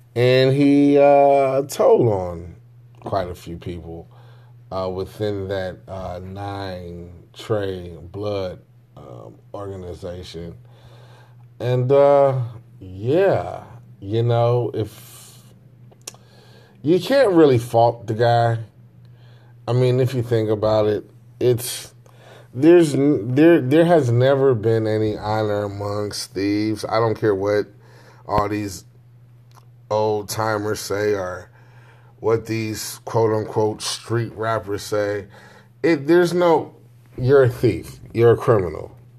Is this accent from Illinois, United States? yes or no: yes; Chicago, Illinois, United States; I grew up in the Inglewood, um, I wanna say Inglewood, Gresham area